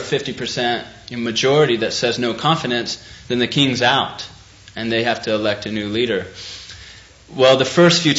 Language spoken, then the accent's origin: English; United States; being an American overseas